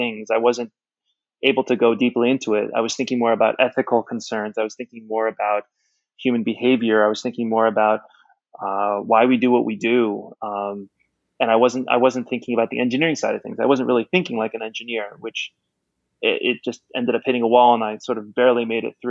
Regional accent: Bethesda, Maryland, United States; moved away as an adult; also born or lived in Madrid, Spain / Tokyo, Japan / Jeju Island, South Korea; now in Hong Kong; I was born and raised in Bethesda, Maryland in the U.S.

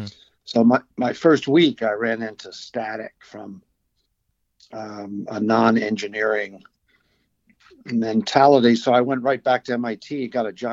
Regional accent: Bay Shore, New York, United States; moved away as an adult; also born or lived in Brooklyn, New York / Levittown, New York / Boston, Massachusetts; We moved for a year to Levittown and then finally Bayshore, Long Island, where I went K-12.

